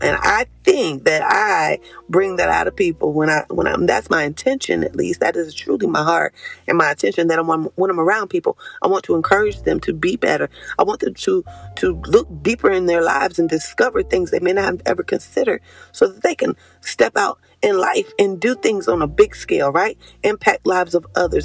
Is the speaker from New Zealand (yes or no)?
no; Concord, North Carolina, United States; I'm from Concord, but we up the street, three hours away